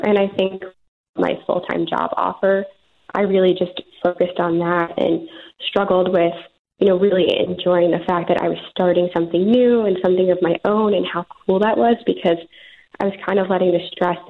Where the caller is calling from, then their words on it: Chicago, Illinois, United States; I'm calling from my apartment in Chicago.